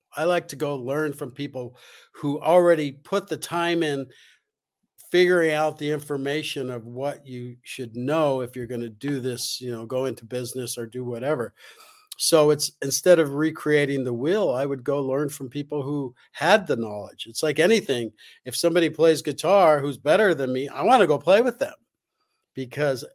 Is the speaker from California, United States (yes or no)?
yes; Los Angeles, California, United States; I grew up in Los Angeles